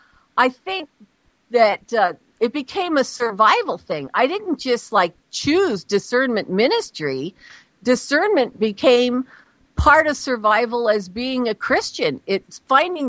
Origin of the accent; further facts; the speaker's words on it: Los Angeles, California, United States; I'm from the Los Angeles area